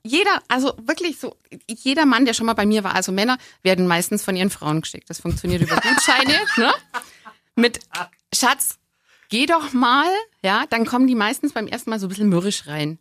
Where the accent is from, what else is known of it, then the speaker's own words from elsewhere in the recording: Augsburg, Bavaria, Germany; ich bin in Augsburg geboren, ich bin schon immer hier